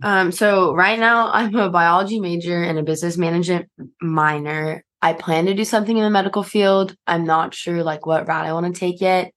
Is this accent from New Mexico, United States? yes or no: no; San Antonio, Texas, United States; moved away as an adult; I'm from San Antonio, Texas